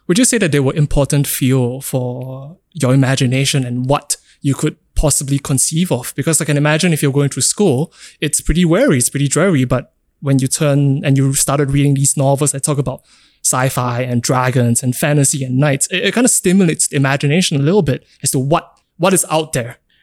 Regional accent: Singapore; growing up in Singapore

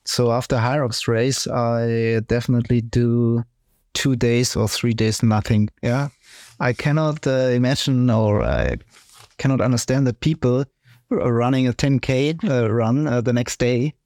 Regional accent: Ingolstadt, Bavaria, Germany; English is a second language; I'm also from Ingolstadt

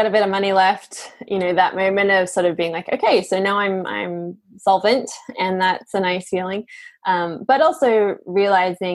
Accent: Australia; now in Portugal; I grew up in Australia, but I now live in Portugal

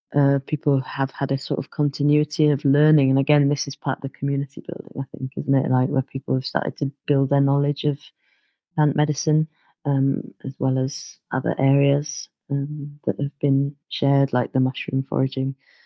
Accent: London, United Kingdom; And also growing up in London, you know, sometimes not having that much access to natural environment.

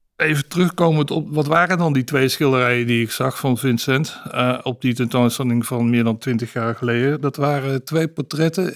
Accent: Amsterdam, North Holland, Netherlands; Ik kom uit Amsterdam

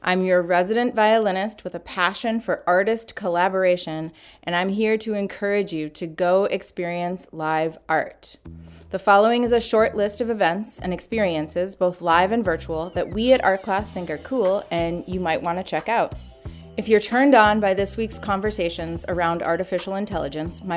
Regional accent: Minnesota, United States; my home state of Minnesota

